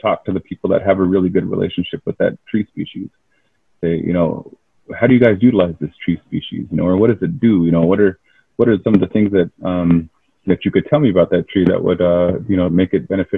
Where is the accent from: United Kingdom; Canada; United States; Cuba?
United States; Keweenaw Bay Indian Community, Michigan; I'm from the Keweenaw Indian community.